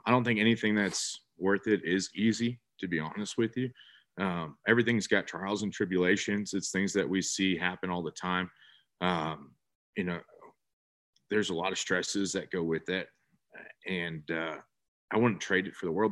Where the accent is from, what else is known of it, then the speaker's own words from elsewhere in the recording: North Bay, California, United States; moved away as an adult; now in San Antonio, United States; born and raised in California, actually, North Bay.